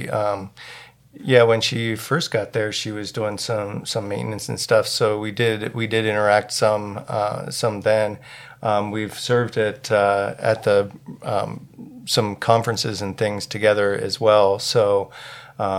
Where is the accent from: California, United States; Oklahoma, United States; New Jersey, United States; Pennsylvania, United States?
Pennsylvania, United States; Williamsport; moved away; We're originally from central Pennsylvania, around like the Williamsport area